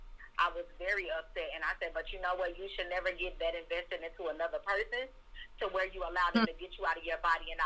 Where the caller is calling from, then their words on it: Las Vegas, Nevada, United States; I am calling from Las Vegas, Nevada.